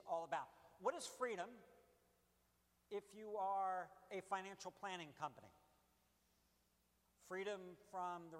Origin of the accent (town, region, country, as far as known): United States